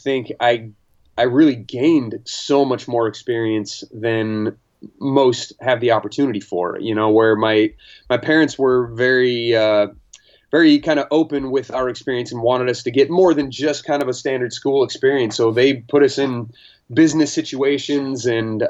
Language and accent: English; Marysville, Washington, United States; also born or lived in Redlands, California / Whidbey Island, Washington; I think I was 2 years old when we moved to Washington State, and they moved us to Whidbey Island, where I grew up for till I was about eight. And then after that, they moved to the mainland and grew up in Marysville, Washington for, till I was about 17, 18